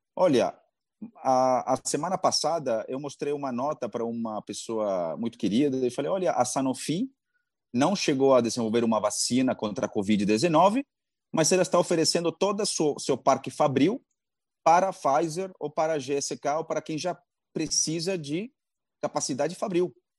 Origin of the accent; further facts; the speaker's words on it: Peru; Portuguese is a second language; also born or lived in Boston, United States; now in Brazil; nasci no Peru, morei 11 anos nos Estados Unidos e agora estou no Brasil há quase 16 anos